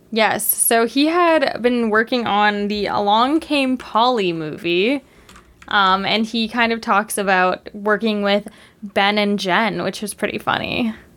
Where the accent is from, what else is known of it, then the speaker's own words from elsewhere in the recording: Canada; as a Canadian